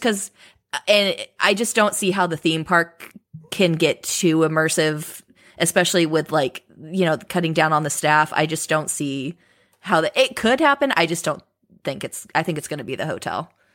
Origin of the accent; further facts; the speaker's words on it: Southern California, United States; grew up in Southern California. I live very, I've always lived very close to Disneyland